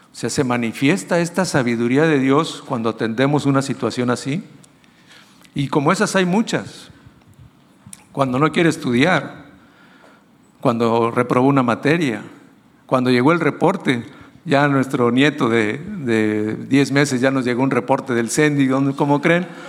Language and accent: Spanish; Mexico; nosotros como mexicanos